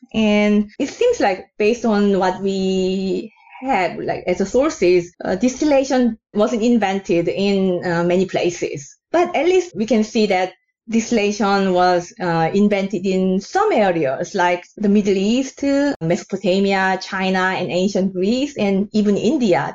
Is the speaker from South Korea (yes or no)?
yes; South Korea; now in New York, United States; I'm originally from South Korea, the country of soju's origins